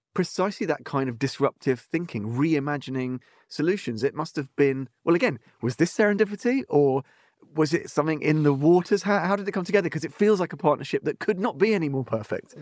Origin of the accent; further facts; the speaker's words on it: England, United Kingdom; when I was a kid, growing up in England